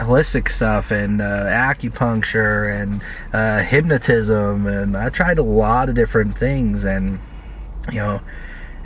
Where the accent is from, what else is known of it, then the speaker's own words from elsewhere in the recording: North Bend, Washington, United States; I grew up mostly around here. North Bend is where I spent most of my most important years